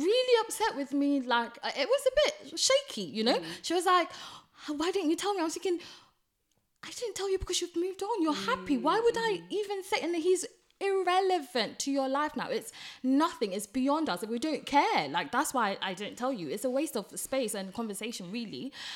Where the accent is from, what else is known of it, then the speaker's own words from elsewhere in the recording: Ghana; I'm Ghanaian, so obviously I'm gonna be pronouncing things different sometimes